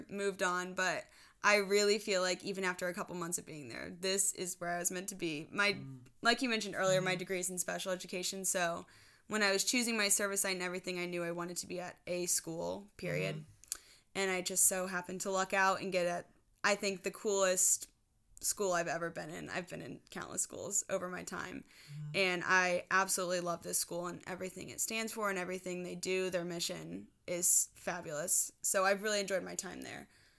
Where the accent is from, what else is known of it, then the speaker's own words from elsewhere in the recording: Midwest, United States; Even though I'm from the Midwest, I should be used to it by now, but I am not.